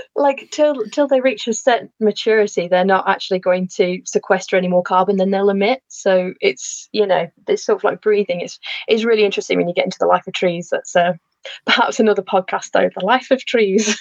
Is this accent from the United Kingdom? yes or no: yes; Lancashire, North West England, United Kingdom; moved away as an adult; now in Shropshire, United Kingdom; I grew up in Lancashire, but my family no longer live there